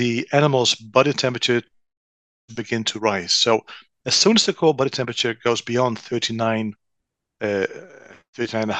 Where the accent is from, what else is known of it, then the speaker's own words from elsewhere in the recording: Netherlands; moved away; born and raised in the Netherlands.